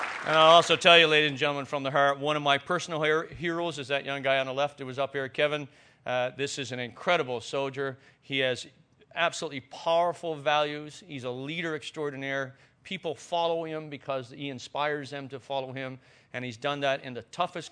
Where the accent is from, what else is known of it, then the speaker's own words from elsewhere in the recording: Newfoundland and Labrador, Canada; accent: Newfoundland; as you probably already know by my accent, I am a Newfoundlander